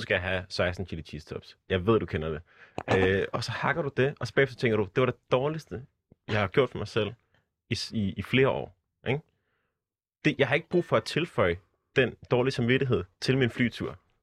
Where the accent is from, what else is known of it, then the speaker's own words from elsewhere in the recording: Southern Jutland, Southern Denmark, Denmark; jeg er fra Sønderjylland